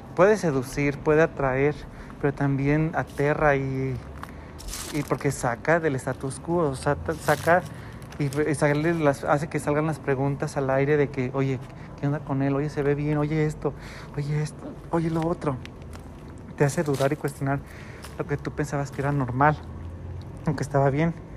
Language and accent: Spanish; Guadalajara, Jalisco, Mexico; un tapatío, alguien de Guadalajara